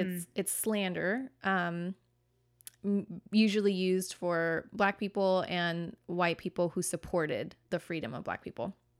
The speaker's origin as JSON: {"language": "English", "region": "California", "country": "United States", "tie": "born or raised there", "said": "I grew up in California"}